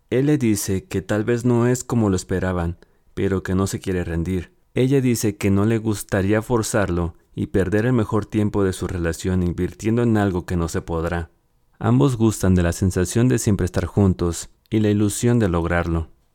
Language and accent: Spanish; Mexico; aquí en mi país, México.